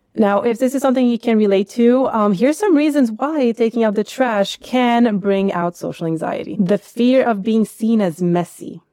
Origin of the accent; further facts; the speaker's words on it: United States; now in Netherlands; I grew up in America